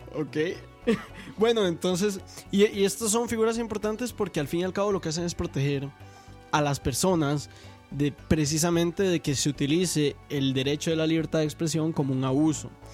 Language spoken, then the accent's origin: Spanish; Costa Rica; nosotros como costarricenses